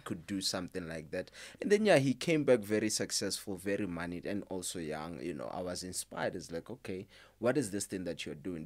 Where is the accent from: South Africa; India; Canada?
South Africa; Limpopo; moved away; I'm originally from Limpopo.